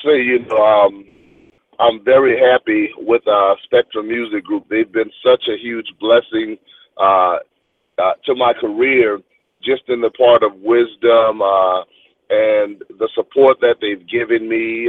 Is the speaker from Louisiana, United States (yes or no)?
yes; New Orleans, Louisiana, United States; my hometown of New Orleans